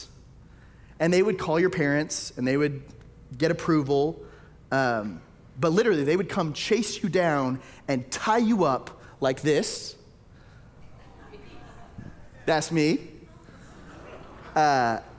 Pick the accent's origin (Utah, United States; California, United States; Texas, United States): Texas, United States; Tyler; moved away; I grew up in Tyler, Texas.